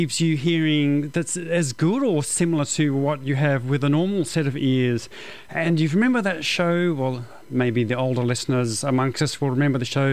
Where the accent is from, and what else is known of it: Australia; accent: Australian